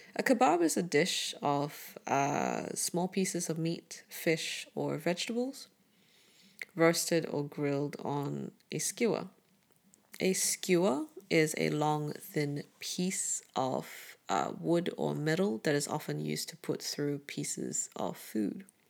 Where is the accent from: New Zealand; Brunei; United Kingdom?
Brunei; now in Melbourne, Australia; Growing up in Southeast Asia